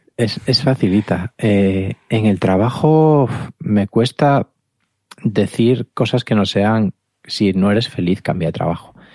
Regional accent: Galicia, Spain; Como buen gallego

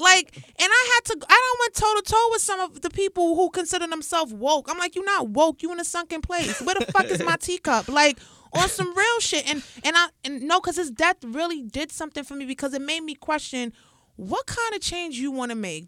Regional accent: New York City, New York, United States; growing up in the Bronx, born and raised

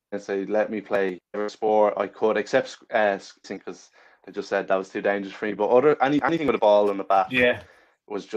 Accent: Ireland; also born or lived in England / Melbourne, Australia

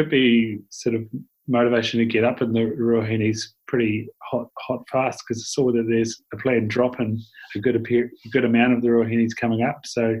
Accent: Southland, New Zealand; moved away; Growing up in Southland, I definitely missed an opportunity of access to lots of great country.

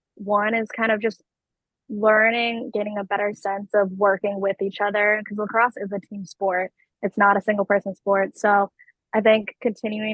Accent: Massachusetts, United States; born or raised there

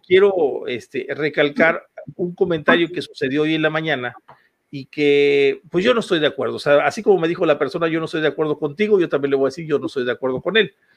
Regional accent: Huasteca, Mexico; de aquí, de donde soy yo, de la Huasteca

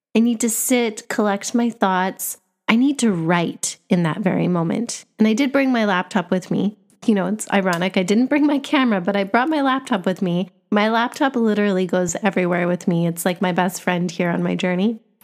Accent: Canada; moved away; I grew up in Canada, where Canada is known as a bilingual country.

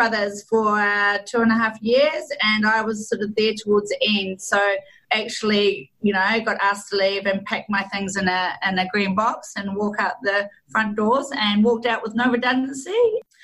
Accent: New Zealand; accent: Kiwi; moved away as an adult; also born or lived in London, United Kingdom; now in Sydney, Australia; I'm actually a Kiwi. So you'll probably hear it in my accent.

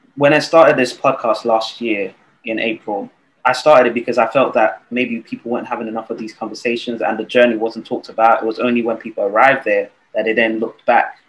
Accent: Nigeria; I was born and raised in Nigeria.

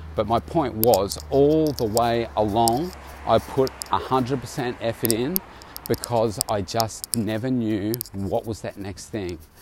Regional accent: Bendigo, Victoria, Australia; moved away as an adult; now in Melbourne, Australia; I left uh, my hometown of Bendigo back in 1990 to come to Melbourne

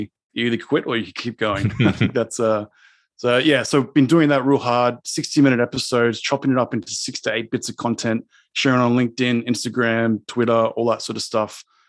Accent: Sydney, New South Wales, Australia; Sydney, Australia.

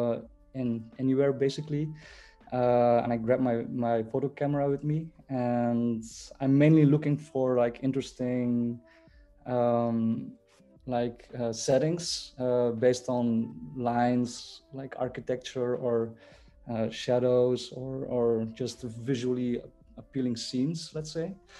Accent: Belgium; also born or lived in South Korea; I was born in 87 in Korea, actually, but then I was adopted to Belgium when I was 4 months old. So I've been living my whole life in Belgium

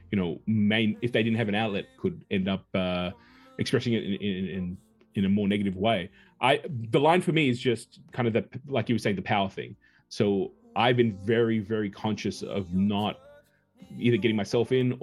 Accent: Australia; moved away as an adult; also born or lived in Los Angeles; I'm a guy from the boondocks. I'm from Australia. I'm from down under

